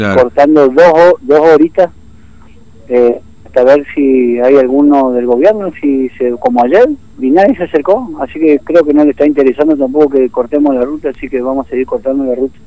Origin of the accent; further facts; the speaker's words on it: Laguna Blanca, Formosa, Argentina; moved away; soy de Laguna Blanca, de donde la cuna del gobernador y del vicegobernador